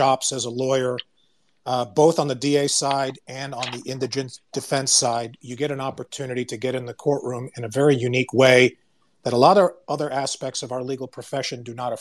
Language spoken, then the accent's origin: English; Long Island, New York, United States; also born or lived in Florida / Miami / Fort Lauderdale; now in Texas, United States; I'm a New Yorker born, Long Island, relocated to Florida, went to law school in Miami, and now I'm in Texas